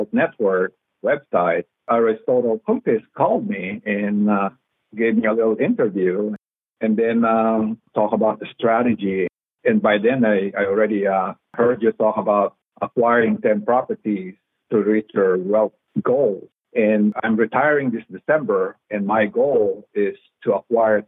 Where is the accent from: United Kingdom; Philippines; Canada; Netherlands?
Philippines; also born or lived in Texas; now in United States; I grew up, born and raised in the Philippines